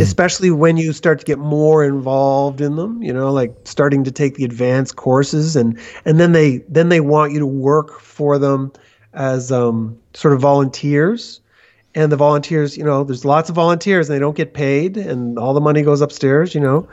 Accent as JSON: {"language": "English", "country": "Canada", "also_born_or_lived": "Toronto / Vancouver", "moved": "as an adult", "lives_now": "São Paulo, Brazil", "said": "I'm Canadian"}